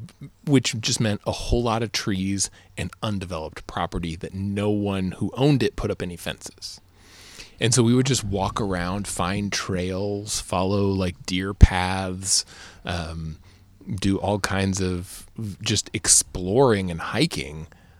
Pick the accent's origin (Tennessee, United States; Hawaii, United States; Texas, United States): Texas, United States; Austin; I mean, I actually had a great time growing up where I grew up here in Austin, where we always had the woods, right.